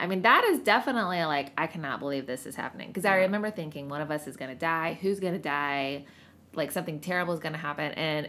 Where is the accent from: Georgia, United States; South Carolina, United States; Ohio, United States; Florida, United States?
South Carolina, United States; Greenville; now in Seattle, United States; I'm from the South.